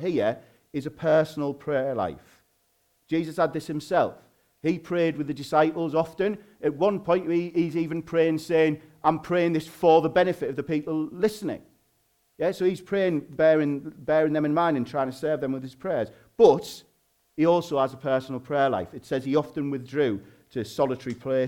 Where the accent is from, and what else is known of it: Hartlepool, North East England, United Kingdom; accent: Hartlepool slang